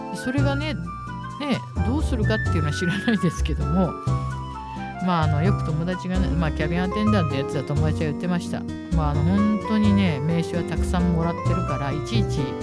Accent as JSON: {"language": "Japanese", "area": "Hikifune", "region": "Tokyo", "country": "Japan", "tie": "born or raised there", "said": "引船で生まれ育ったニジェール物語作者"}